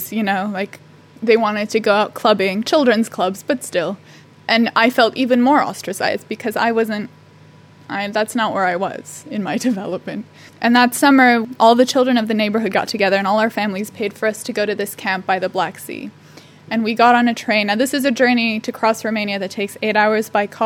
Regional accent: United States

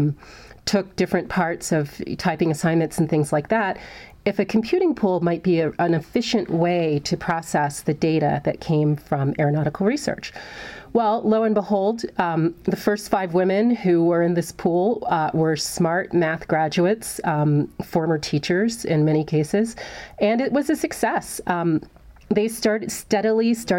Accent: Hampton, Virginia, United States; I grew up in Hampton, Virginia

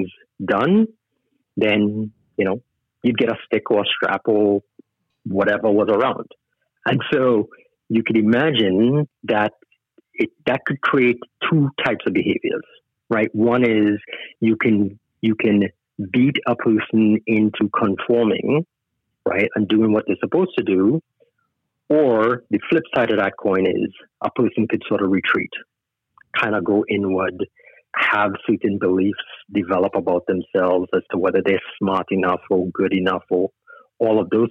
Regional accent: Trinidad & Tobago; also born or lived in Canada; now in Sacramento, United States; I was born and raised in Trinidad

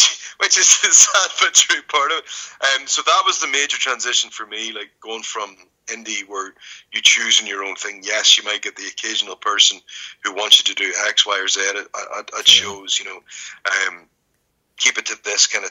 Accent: Ireland; I'm Irish

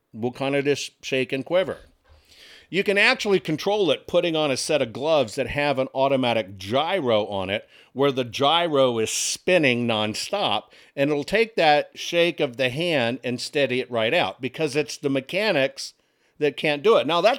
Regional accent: Arkansas, United States; But don't forget I'm from Arkansas. Not only am I from Arkansas, but I've been married.

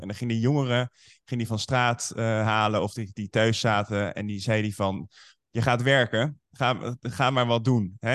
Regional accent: Nieuwerkerk aan den IJssel, South Holland, Netherlands; Uit een plaatsje daar in de buurt Nieuwekerk aan de IJssel. En daar ben ik opgevoed

